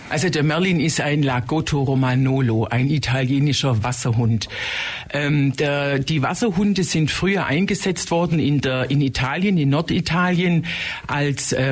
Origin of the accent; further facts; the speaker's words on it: Illertissen, Bavaria, Germany; ich komme aus Illertissen